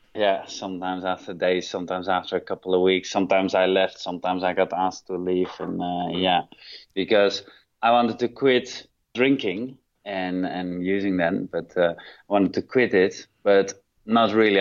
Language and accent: English; Netherlands; moved away as an adult; now in Thailand; I'm originally from Holland